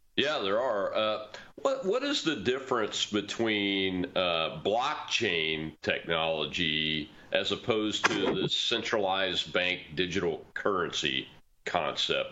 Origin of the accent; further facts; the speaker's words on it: Mississippi, United States; my home state of Mississippi